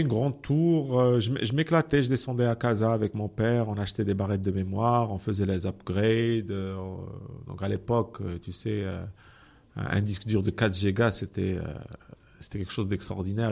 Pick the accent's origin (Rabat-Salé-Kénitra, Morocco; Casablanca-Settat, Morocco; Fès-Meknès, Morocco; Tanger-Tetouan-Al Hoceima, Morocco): Casablanca-Settat, Morocco; Benslimane; also born or lived in Rabat; j'ai grandi à Ben Slimane